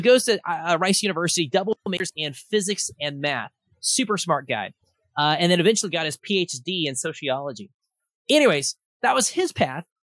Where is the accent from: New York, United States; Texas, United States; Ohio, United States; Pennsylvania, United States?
Texas, United States; Austin; I am from Austin, Texas